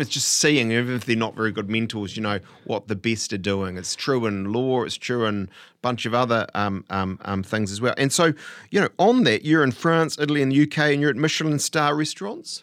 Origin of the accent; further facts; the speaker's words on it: Te Awamutu, Waikato, New Zealand; I was born in Te Awamutu